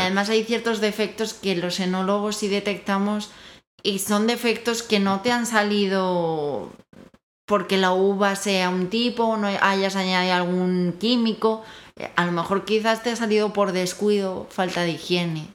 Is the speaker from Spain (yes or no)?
yes; Spain; now in Mexico; soy española, como bien dirá mi acento